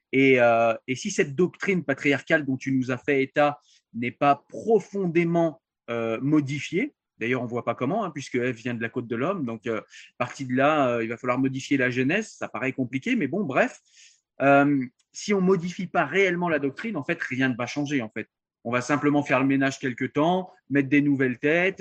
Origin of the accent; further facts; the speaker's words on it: France; je suis français